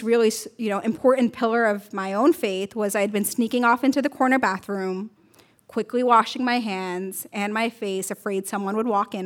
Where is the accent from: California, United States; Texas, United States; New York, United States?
New York, United States; New York City; I grew up in Brooklyn, New York, around a lot of really conservative Muslims